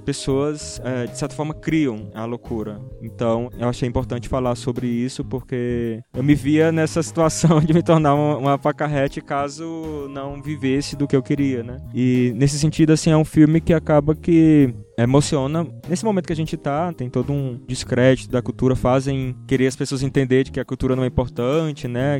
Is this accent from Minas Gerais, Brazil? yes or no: no; Russas, Ceará, Brazil; moved away; also born or lived in Rio de Janeiro; Eu nasci em Russas, Sertão, uma cidade a duas horas e meia de Fortaleza